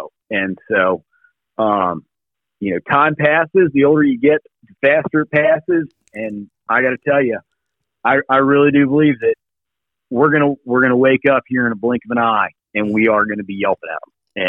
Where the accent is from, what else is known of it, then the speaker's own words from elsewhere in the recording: Virginia, United States; I'm from Virginia, and in February we get a lot of winds